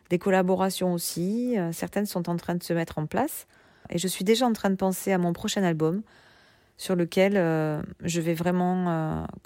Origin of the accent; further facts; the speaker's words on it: Toulouse, Occitania, France; now in Paris, France; je suis toulousaine depuis plusieurs générations, mais en ce moment je vis à Paris. Mais je descends très souvent pour voir ma famille, mes amis et faire des concerts.